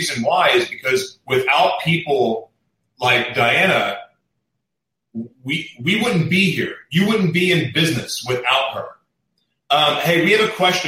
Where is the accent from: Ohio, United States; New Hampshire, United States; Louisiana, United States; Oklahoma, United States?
Oklahoma, United States; now in California, United States; I'm from Oklahoma, but I was uneducated about it too until I moved to California